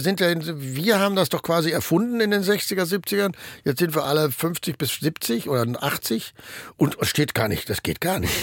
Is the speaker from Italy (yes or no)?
no; Ruhr area, North Rhine-Westphalia, Germany; moved away as an adult; now in Berlin, Germany; bei uns im Ruhrgebiet